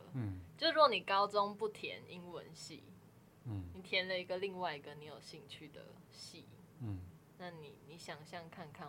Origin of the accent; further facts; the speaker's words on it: northern Taiwan, Taiwan; 我是北部人，